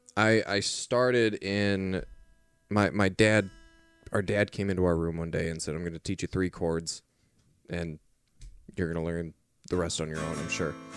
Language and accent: English; Portland, Oregon, United States; where we kinda grew up